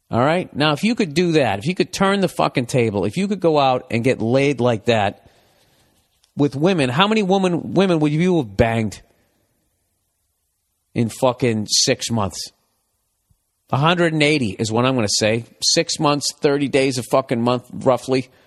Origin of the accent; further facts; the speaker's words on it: Massachusetts, United States; now in Hawaii, United States; I'm originally from Massachusetts. I recently got out of the Army Infantry, and I'm now living in Hawaii.